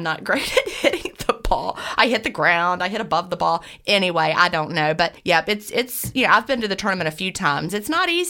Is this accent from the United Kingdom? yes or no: no; Augusta, Georgia, United States; I was born in Augusta, Georgia, and I'm coming to you from Augusta, Georgia right this minute.